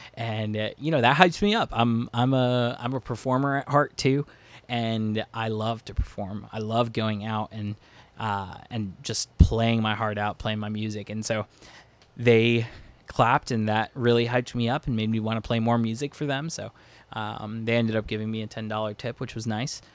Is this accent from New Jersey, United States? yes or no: no; Lebanon, Pennsylvania, United States; now in Virginia Beach, United States; I grew up in Lebanon, Pennsylvania